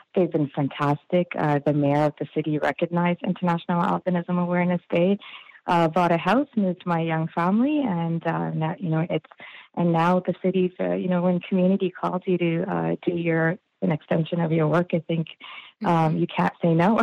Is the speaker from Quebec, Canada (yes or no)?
no; Toronto, Ontario, Canada; I grew up in the Scarborough District School Board, uh, now known as the Toronto District School Board